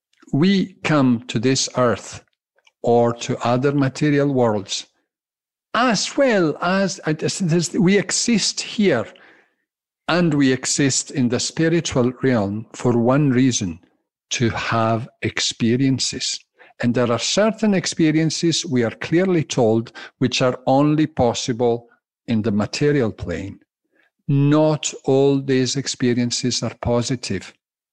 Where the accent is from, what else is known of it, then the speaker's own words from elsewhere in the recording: Glasgow, Scotland, United Kingdom; accent: Italian and Scottish undertones; baffled because they hear Italian undertones and Scottish undertones in my speaking. Yes, I'm a tally. I'm a Glaswegian Italian.